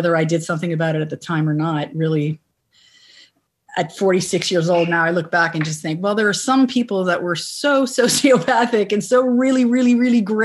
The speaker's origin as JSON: {"language": "English", "country": "Canada", "said": "as a Canadian"}